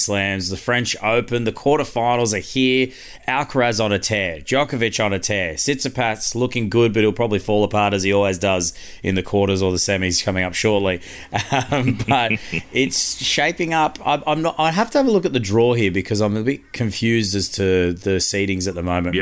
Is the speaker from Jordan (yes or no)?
no; Queensland, Australia; I'm a Queenslander